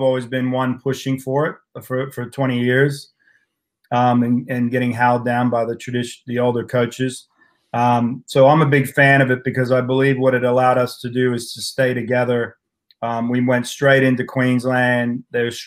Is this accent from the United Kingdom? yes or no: no; United States; moved away as an adult; now in Australia; growing up in the States, you know, I went through high school and college racing